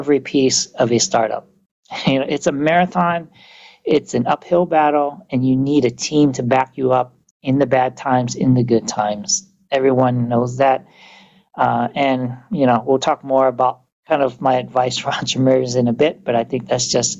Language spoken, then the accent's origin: English; Vietnam; now in United States; I grew up in Vietnam